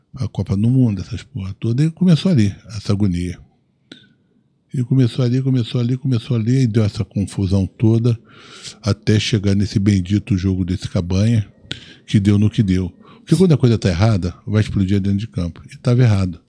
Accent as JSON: {"language": "Portuguese", "region": "Rio de Janeiro", "country": "Brazil", "tie": "born or raised there", "said": "Eu sou um cara suburbano, nasci em Olaria, nasci em Olinda"}